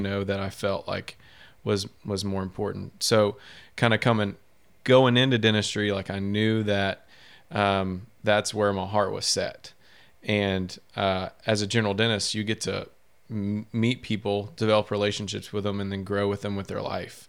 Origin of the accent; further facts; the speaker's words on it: Shreveport, Louisiana, United States; also born or lived in Baton Rouge; I'm from Shreveport. Um, I went to Byrd High School